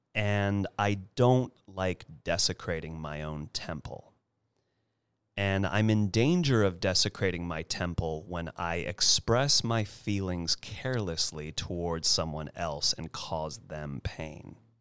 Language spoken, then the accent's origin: English; California, United States; I'm a California boy, born and raised, have yet to move anywhere else